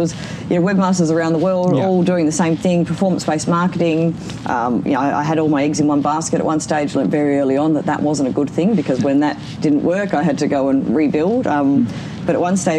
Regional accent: Perth, Western Australia, Australia; also born or lived in City Beach / Wembley Downs; I grew up in Maylands before it had nice houses.

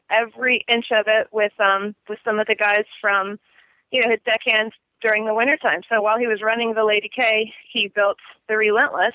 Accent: Destin, Florida, United States; I grew up in Destin, Florida, which is a very small town in the panhandle of Florida

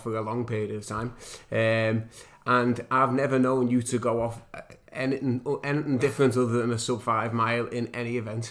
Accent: Liverpool, North West England, United Kingdom; I'm from Liverpool as well

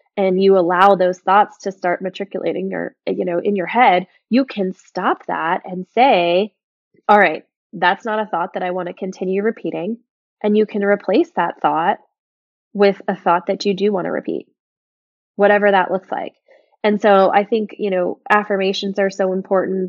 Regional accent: Ocala, Florida, United States; moved away as an adult; also born or lived in Nashville / Montana; we moved back to my hometown, um, our hometown, I should say, of Ocala, Florida

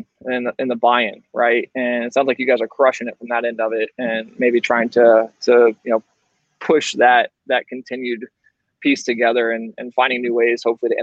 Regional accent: Florida, United States; I grew up fishing in Florida my entire life

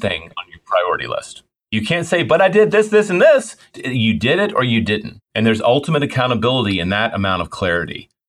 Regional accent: Memphis, Tennessee, United States; I grew up in Memphis

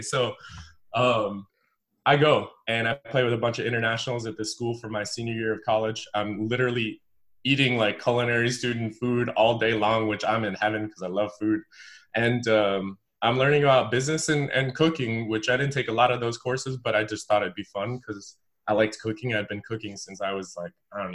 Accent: Evanston, Illinois, United States; I grew up in Evanston

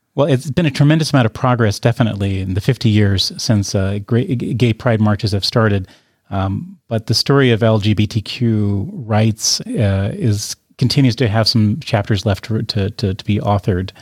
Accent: United States; As an American taxpayer

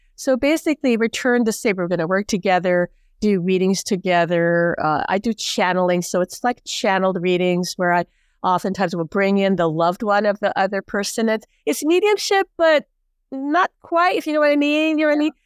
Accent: Hawaii, United States; born and raised in Hawaii

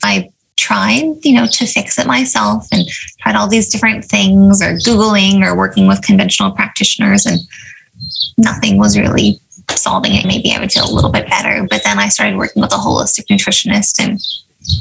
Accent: Avalon, California, United States; I grew up on Catalina Island, which is this little island off the coast of California

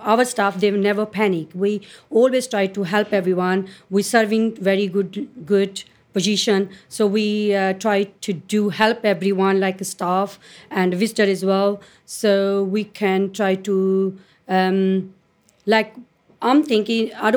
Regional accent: India; English is a second language; now in United Kingdom; I'm come from India

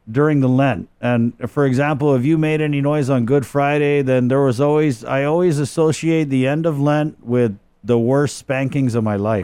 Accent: Guam; also born or lived in Oklahoma / Virginia; I was born in Oklahoma. I came back to Guam, you know, before I turned one. Uh, lived here, uh, my stepfather was in the Navy, uh, so I spent, uh, second grade in Virginia, uh, came back, um, to Guam

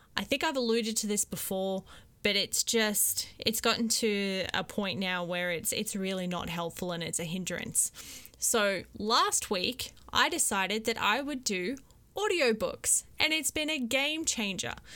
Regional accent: Queensland, Australia; also born or lived in Korea; now in South Korea; I'm from Queensland, we live in Korea

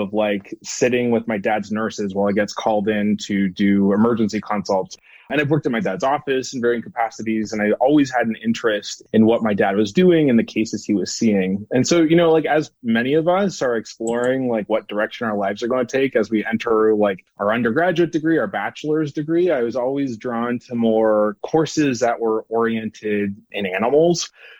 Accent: Ottawa, Ontario, Canada; now in United States; So I'm originally from Ottawa, Ontario, Canada. I like to think that my oot and the boots have kind of blended into the background. They're not as apparent. I've been in the States for 8 years.

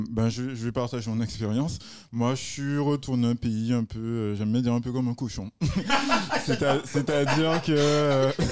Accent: Guadeloupe; moved away as an adult; also born or lived in Paris; moi, je suis jeune, je viens de sortir de la Guadeloupe.

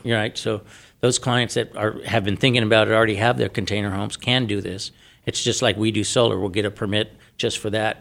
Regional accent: San Diego, California, United States; now in Arizona, United States; I'm from San Diego

